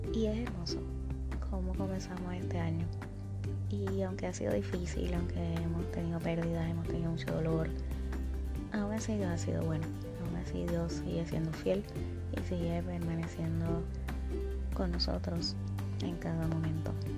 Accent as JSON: {"language": "Spanish", "country": "Puerto Rico", "said": "en mi país, Puerto Rico"}